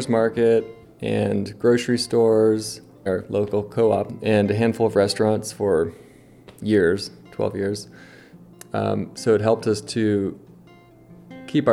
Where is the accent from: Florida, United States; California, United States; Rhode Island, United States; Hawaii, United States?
California, United States; Nevada County; I'm 37, born and raised in Nevada County